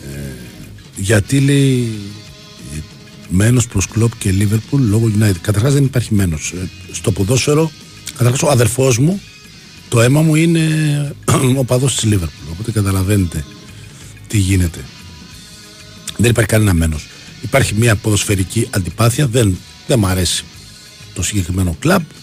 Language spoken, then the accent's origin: Greek; Livadeia, Central Greece, Greece; είναι η πατρίδα μου